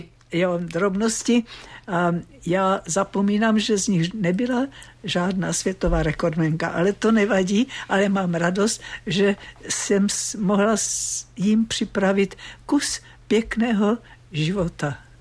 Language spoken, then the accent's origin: Czech; Moravian Slovakia, Zlín Region, Czechia; now in Prague, Czech Republic; já jsem taky ze Slovácka